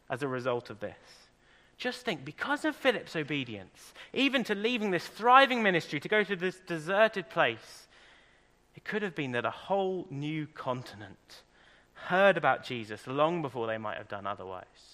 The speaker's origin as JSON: {"language": "English", "region": "England", "country": "United Kingdom", "moved": "yes", "lives_now": "Ireland", "said": "I'm English"}